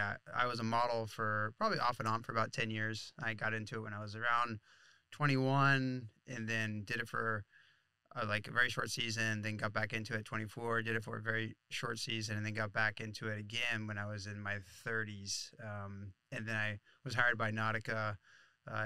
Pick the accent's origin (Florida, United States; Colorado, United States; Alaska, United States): Florida, United States; Flagler Beach; I grew up in Florida and started surfing in Florida in Flagler Beach